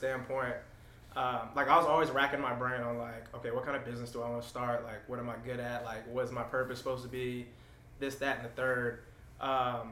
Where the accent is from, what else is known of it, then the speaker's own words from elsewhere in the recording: Denver, Colorado, United States; moved away as an adult; also born or lived in Atlanta, Georgia; I'm originally from Denver, Colorado